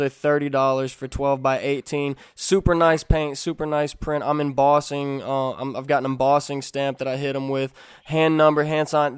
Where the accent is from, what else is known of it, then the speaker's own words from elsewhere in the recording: Kentucky, United States; I'm from Kentucky. I was raised around firearms, shooting rifles